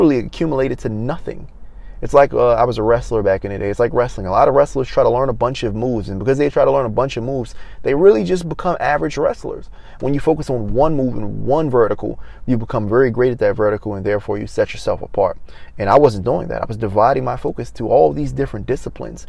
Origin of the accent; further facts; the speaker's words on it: Maryland, United States; moved away as an adult; also born or lived in Los Angeles; I'm from Maryland